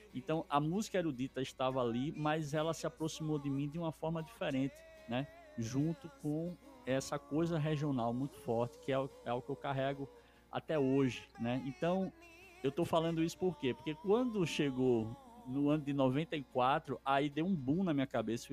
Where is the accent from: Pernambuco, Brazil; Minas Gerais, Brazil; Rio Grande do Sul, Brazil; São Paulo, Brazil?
Pernambuco, Brazil; Recife; eu sou natural de Recife Pernambuco e eu cresci dentro de uma família muito musical